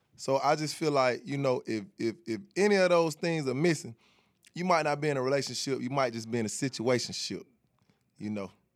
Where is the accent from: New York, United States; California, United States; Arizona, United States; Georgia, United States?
Georgia, United States; Atlanta; I'm from Atlanta